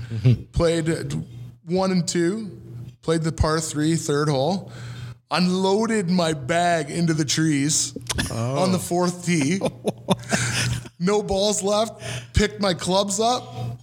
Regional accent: Winnipeg, Manitoba, Canada; I was roughly 6, maybe 7 years old, growing up in Charleswood.

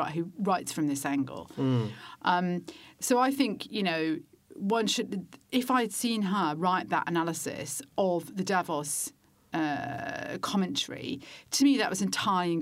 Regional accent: United Kingdom; as a Brit

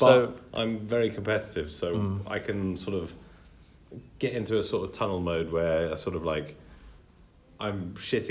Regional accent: United Kingdom; We're very British

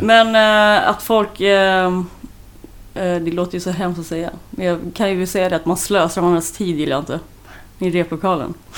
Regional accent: Sweden; jag är så svensk

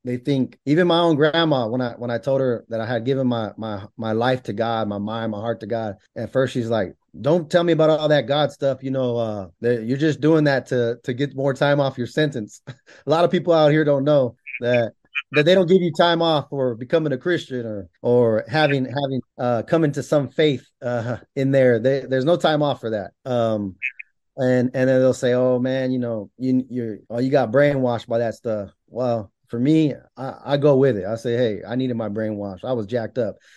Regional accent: Bakersfield, California, United States; born and raised in California

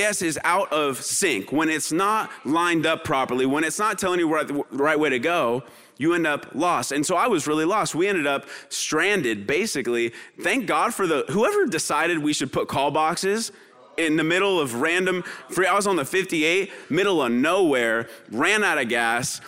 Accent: San Luis Obispo, California, United States; also born or lived in Kentucky / San Diego, California; now in Poway, United States; I'm from Kentucky originally, grew up in San Luis Obispo, California, which is just up the coast.

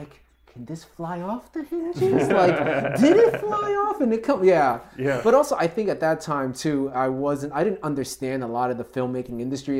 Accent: New York City, New York, United States; I actually grew up in Jackson Heights and then I moved out here in Flushing.

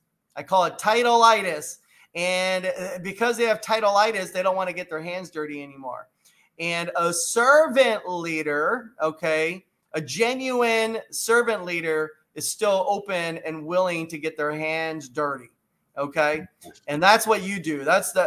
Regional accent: Los Angeles, California, United States; I grew up in East LA. Are you with me on that? In Los Angeles, California. You know, I grew up in a, you know, middle class home. I wasn't like poor, but I wasn't rich.

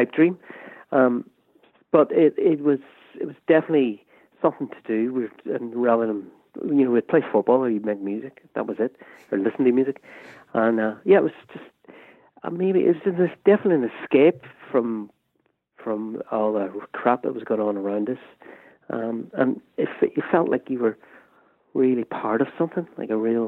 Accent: Derry, Northern Ireland, United Kingdom; born or raised there

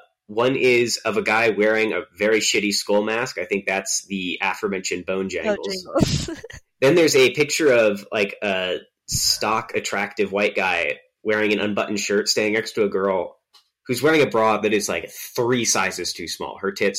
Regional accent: Virginia, United States; people I grew up with in Virginia

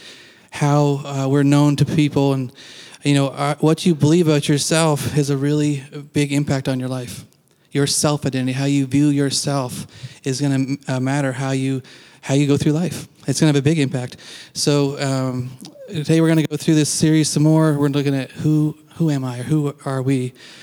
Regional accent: Canada; now in United States; I am Canadian

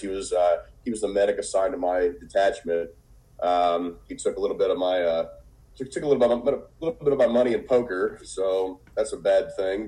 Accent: Evansville, Indiana, United States; I'm originally from Evansville, Indiana

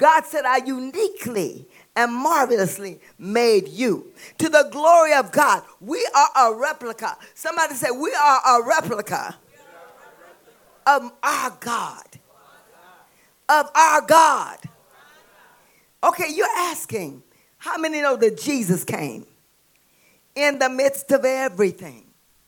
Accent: the South, United States; I'm from the South.

